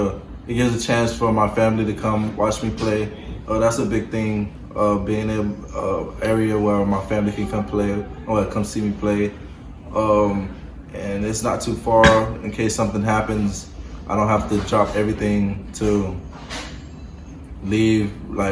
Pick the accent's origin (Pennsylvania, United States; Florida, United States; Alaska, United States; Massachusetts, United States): Florida, United States; I feel like I'm from Florida, so I feel like we're the best.